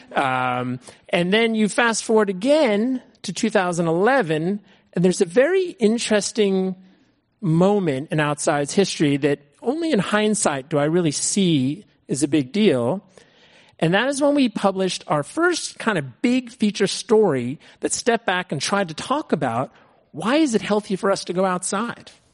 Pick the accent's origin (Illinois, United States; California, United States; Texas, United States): California, United States; Berkeley; also born or lived in San Francisco; now in Marin, United States; I grew up in the Bay Area. I grew up in Berkeley in San Francisco